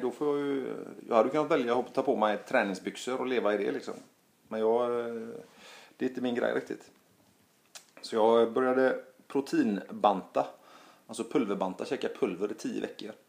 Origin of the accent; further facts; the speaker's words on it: Gothenburg, Västra Götaland, Sweden; also born or lived in Stockholm; hemma i Göteborg